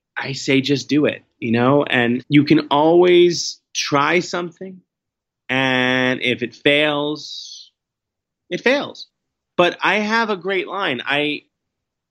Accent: New York City, New York, United States; growing up in Manhattan, you know, being a city kid

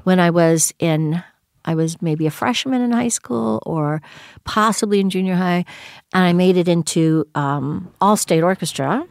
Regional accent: Greenville, South Carolina, United States; also born or lived in Kentucky; my family moved when I was about six or, m, or seven, I guess, to the Carolinas, mostly South Carolina, mostly grew up in South Carolina.

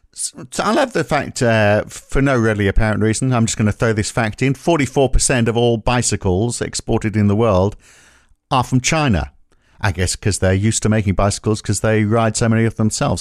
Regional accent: North East England, United Kingdom; I grew up in the Northeast England

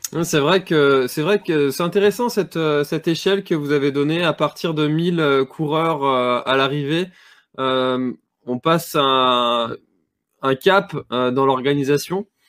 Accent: Brittany, France; chez nous en Bretagne

